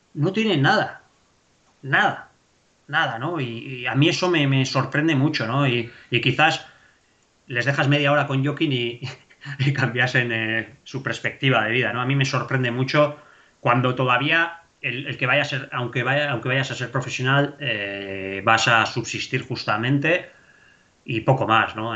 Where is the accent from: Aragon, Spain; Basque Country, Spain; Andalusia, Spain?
Basque Country, Spain; yo siempre he dicho que yo soy vasco, joder, yo, yo para mí soy vasco